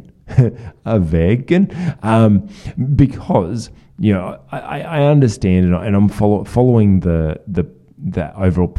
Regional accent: Australia; as an Australian

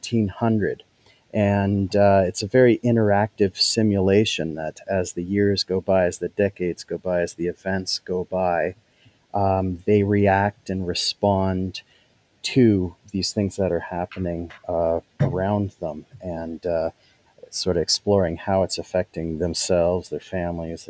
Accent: Kitchener, Ontario, Canada; now in Huntsville, Canada; I'm from Kitchener originally, but ended up north here

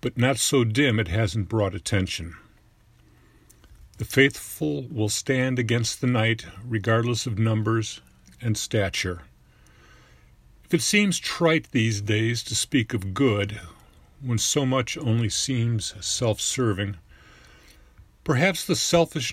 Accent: Orland Hills, Illinois, United States; I'm from Orland Hills, Illinois, just outside Chicago

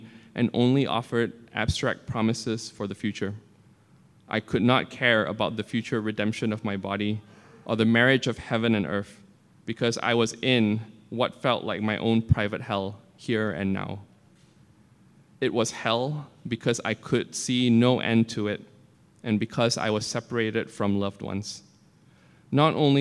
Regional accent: Malaysia; moved away; I grew up in Malaysia, a Muslim majority apartheid state

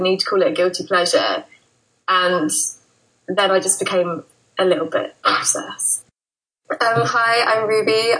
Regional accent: Brighton, South East England, United Kingdom; I'm from Brighton in the UK

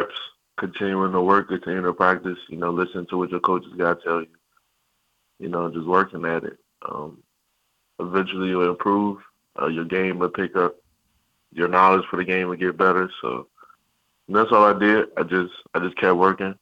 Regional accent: Maryland, United States; I'm from Maryland. My family's from Maryland.

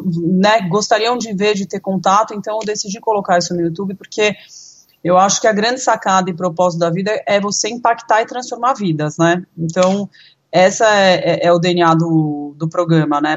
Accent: Brazil; a gente, como brasileiro

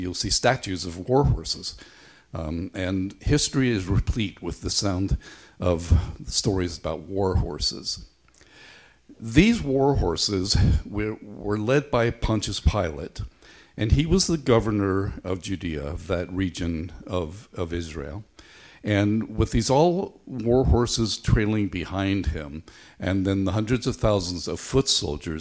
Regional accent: Belfast, Northern Ireland, United Kingdom; When I was a boy growing up in Belfast

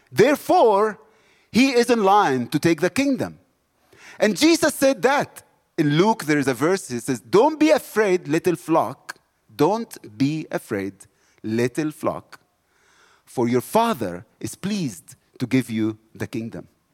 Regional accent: South Africa

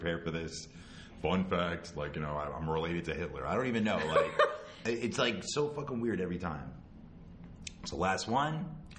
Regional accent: United States

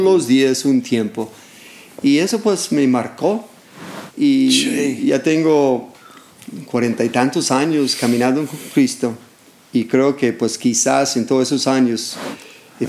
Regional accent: California, United States; Spanish is a second language; moved away as an adult; como joven estuve en un grupo de jóvenes ahí en, en California, soy de California

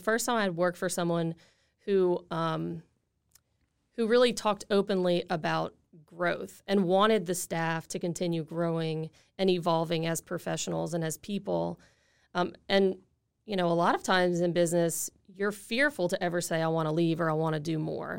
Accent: Lafayette, Louisiana, United States; I grew up in Lafayette

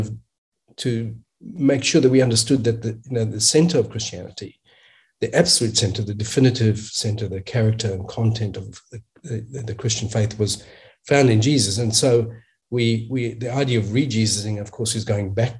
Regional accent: South Africa; also born or lived in Australia; now in United States; In a sense, I grew up in apartheid South Africa

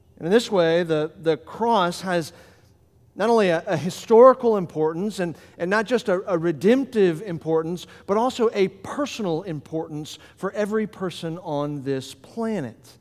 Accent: Florida, United States; moved away as an adult; now in Delaware, United States; I'm from Florida, and as he mentioned, everything good happened to me in Florida, and so I came to Delaware

